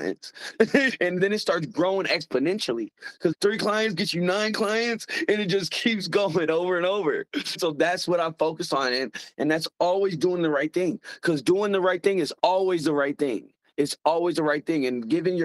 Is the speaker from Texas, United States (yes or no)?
no; Missouri, United States; I'm from Missouri. We call ourselves a show me state.